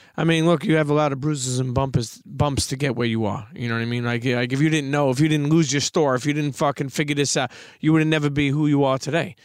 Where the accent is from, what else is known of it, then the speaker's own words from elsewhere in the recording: New York City, New York, United States; moved away; I grew up in Brooklyn